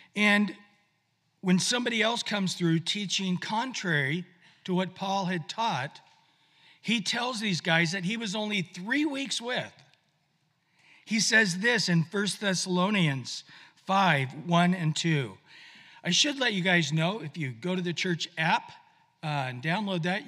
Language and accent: English; Visalia, California, United States; moved away; I just was in my hometown in Visalia where I grew up.